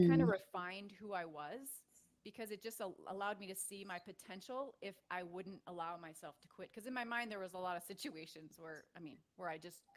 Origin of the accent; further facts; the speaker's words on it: Minnesota, United States; I grew up in Minnesota and I was an athlete.